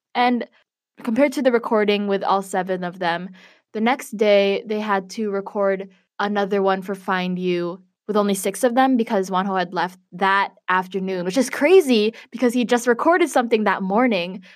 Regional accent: Chicago, Illinois, United States; I'm from Chicago

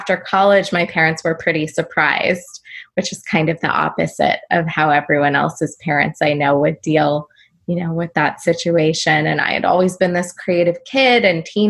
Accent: California, United States; I grew up in California

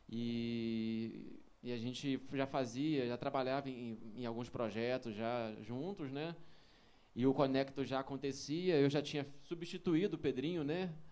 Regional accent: Rio de Janeiro, Brazil; Eu sou carioca, não falei, eu sou do Rio.

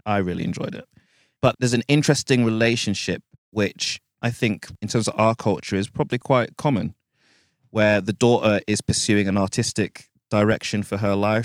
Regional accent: United Kingdom; being black British

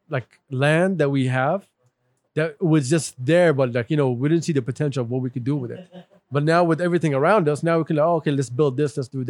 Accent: southern Saudi Arabia, Saudi Arabia; born or raised there

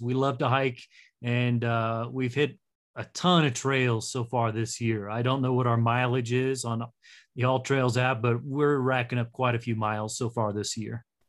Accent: Castle Rock, Colorado, United States; moved away as an adult; I live in Castle Rock now and born and raised in Castle Rock

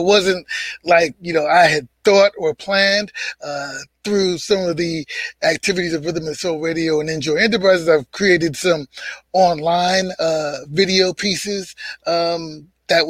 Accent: New York City, New York, United States; I'm originally from Harlem, born and raised in Harlem

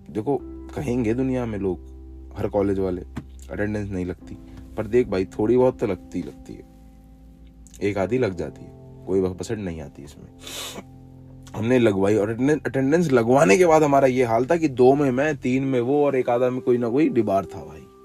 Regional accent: Jaipur, Rajasthan, India; मैं यहाँ जयपुर से हूँ

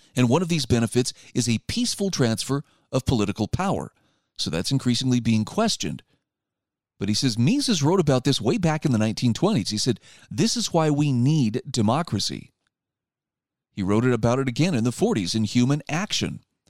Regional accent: Utah, United States; in my home state of Utah

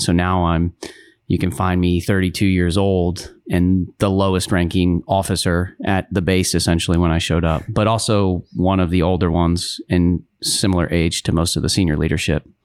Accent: Baltimore, Maryland, United States; I was born in Baltimore, Maryland

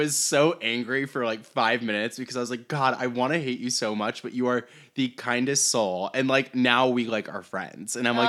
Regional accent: Iowa, United States; Iowa. Yeah.

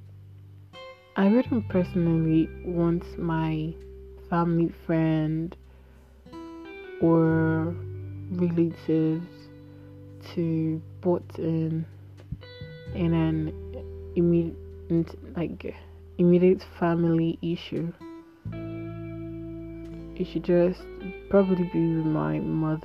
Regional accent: Igbo, Igboland, Nigeria; So I'm Nigerian, an Igbo girl.

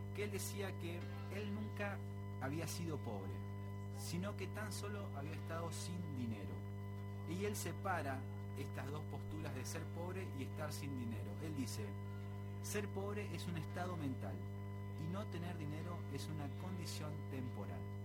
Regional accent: Argentina; nuestro folclore como argentinos

